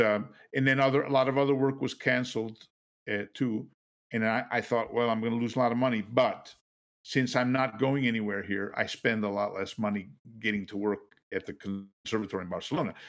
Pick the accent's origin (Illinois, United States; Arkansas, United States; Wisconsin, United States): Wisconsin, United States; Kenosha; moved away as an adult; also born or lived in Boston / Philadelphia / New York / Europe; I'm from Kenosha, which is down south, just north of Chicago.